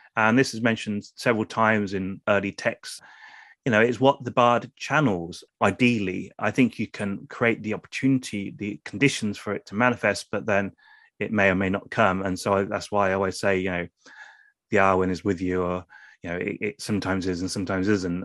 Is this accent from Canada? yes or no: no; England, United Kingdom; first language English; being English